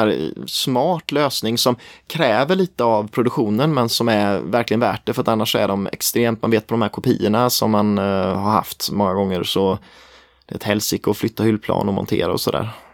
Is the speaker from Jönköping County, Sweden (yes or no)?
yes; near Tenhult, Småland, Jönköping County, Sweden; Tenhult är jäkligt nära där jag kommer ifrån.